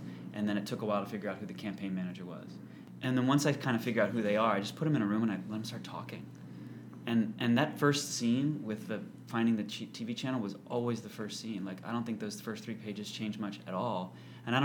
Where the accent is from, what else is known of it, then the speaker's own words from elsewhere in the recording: Columbia, Maryland, United States; moved away as an adult; also born or lived in Charlottesville, Virginia; now in New York, United States; I am from Columbia, Maryland.